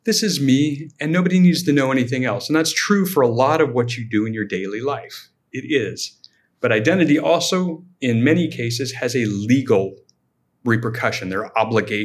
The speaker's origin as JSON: {"language": "English", "area": "Silicon Valley", "region": "California", "country": "United States", "tie": "born or raised there", "said": "born and raised in Silicon Valley"}